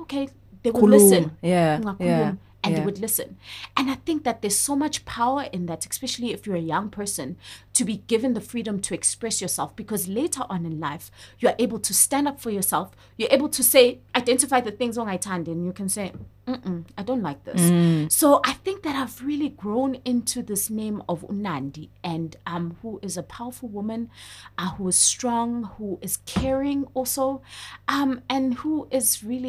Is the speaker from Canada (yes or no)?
no; KwaZulu-Natal, South Africa; I grew up in a very Zulu home. Like, my parents are both Zulu. I'm from KwaZulu-Natal